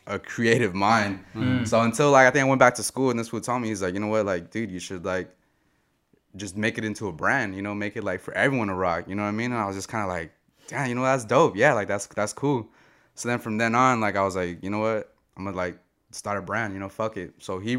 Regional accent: San Jose, California, United States; Born and raised in San Jose, Seven Trees to be exactly

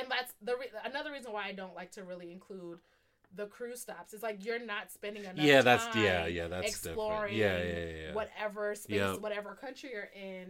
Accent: United States; And then but even when I'm in Ghana, everybody reminds me that I'm American.

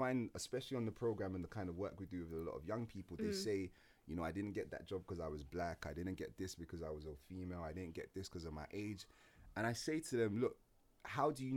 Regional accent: Croydon, London, United Kingdom; growing up in Croydon

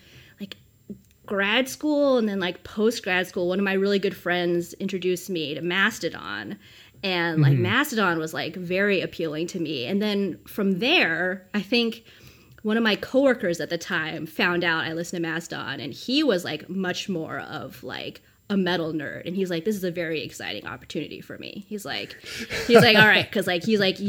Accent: New Mexico, United States; I grew up in New Mexico

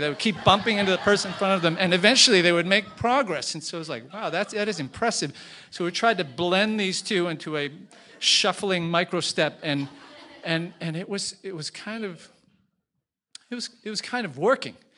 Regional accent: Boston, Massachusetts, United States; moved away as an adult; also born or lived in Beijing; I was from Boston

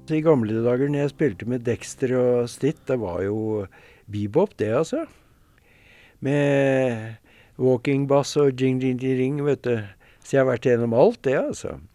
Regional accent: Norway; vi er ikke fra Harlem, vi er fra Norge

